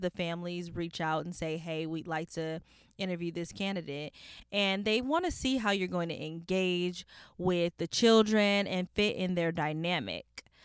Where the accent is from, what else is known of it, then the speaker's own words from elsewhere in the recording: California, United States; I'm a woman from California, which is in a beach city